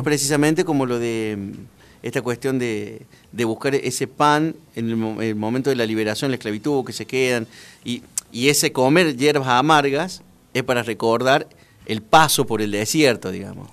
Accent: Córdoba, Argentina; moved away; como todo cordobés

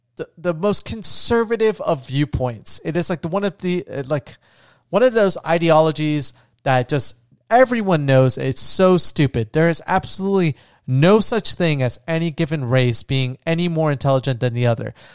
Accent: Florida, United States; where I grew up in Florida

